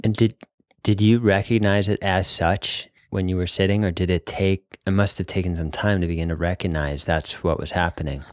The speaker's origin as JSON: {"language": "English", "region": "New England", "country": "United States", "tie": "born or raised there", "said": "I grew up in New England, Northeast, Wasp"}